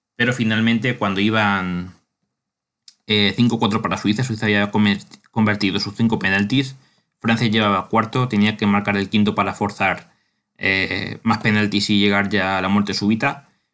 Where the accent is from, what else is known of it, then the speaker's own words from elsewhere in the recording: Spain; soy español